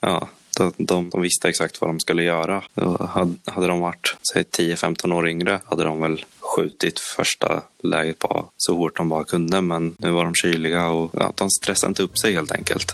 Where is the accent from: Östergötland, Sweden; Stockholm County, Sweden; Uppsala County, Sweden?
Östergötland, Sweden; Norrköping; Jag själv satt hemma under matchen. Jag tjatade och tjatade och tjatade på mina föräldrar men de ville inte riktigt åka och jag var lite för ung för att de skulle släppa iväg mig själv. Stämningen hemma i Norrköping